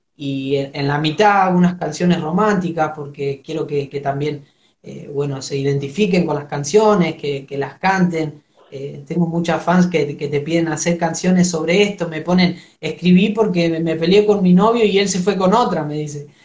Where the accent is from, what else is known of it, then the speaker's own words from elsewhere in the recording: Argentina; yo soy del barrio de Villa Progreso